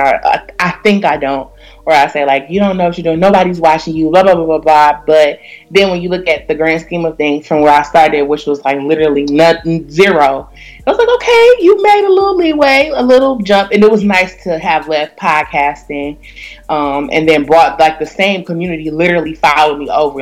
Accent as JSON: {"language": "English", "town": "Detroit", "region": "Michigan", "country": "United States", "tie": "born or raised there", "said": "I was raised in Detroit, so when you raised in Detroit, you really got to stand your p's and q's"}